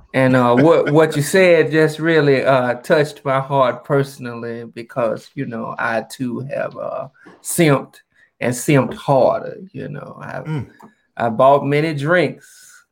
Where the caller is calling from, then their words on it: Atlanta, Georgia, United States; I'm calling from Atlanta, Georgia.